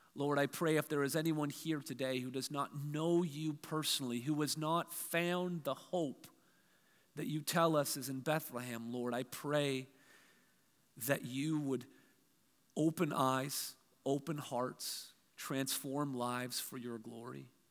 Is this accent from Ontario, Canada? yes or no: yes; Hamilton, Ontario, Canada; my hometown of, of Hamilton